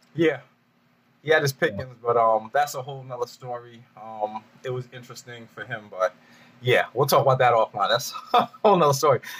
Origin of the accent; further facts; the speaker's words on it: New York, United States; moved away as an adult; I'm from New York